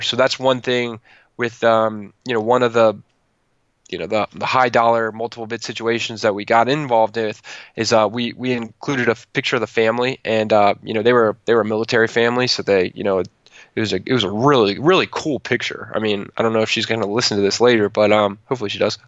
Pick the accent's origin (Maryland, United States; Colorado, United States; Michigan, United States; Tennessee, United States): Maryland, United States; Calvert County; moved away as an adult; also born or lived in New York City; I moved from New York City back to Calvert County